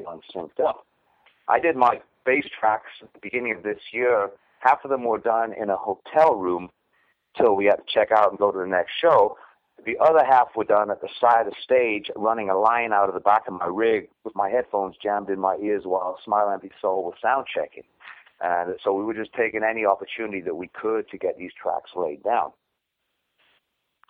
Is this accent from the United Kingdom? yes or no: yes; Newcastle upon Tyne, North East England, United Kingdom; now in United States; A place called Newcastle in England that's known only really for beer